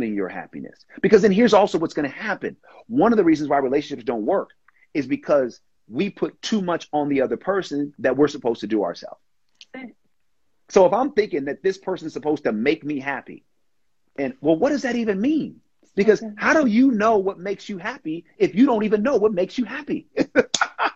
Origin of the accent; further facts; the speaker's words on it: Oakland, California, United States; I'm from Oakland